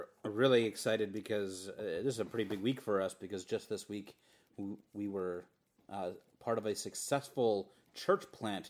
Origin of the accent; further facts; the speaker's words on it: Moorhead, Minnesota, United States; also born or lived in Fargo, North Dakota; I was born in Moorhead. I lived in Moorhead for 13 years, and then I lived in Fargo for a couple, and then back in Moorhead. But I always call Fargo home